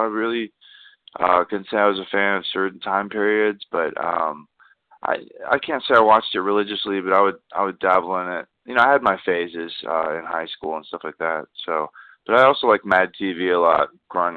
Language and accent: English; Austin, Texas, United States; I grew up in Austin